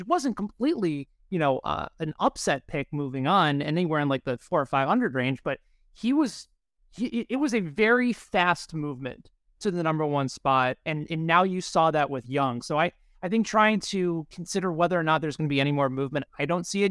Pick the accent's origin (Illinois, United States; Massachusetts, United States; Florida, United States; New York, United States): Illinois, United States; Chicago; moved away; the Windy City, which is my hometown